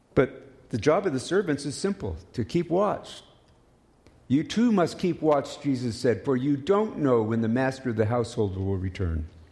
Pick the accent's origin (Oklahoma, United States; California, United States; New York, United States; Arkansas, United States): Oklahoma, United States; now in Canada; As a child growing up in Oklahoma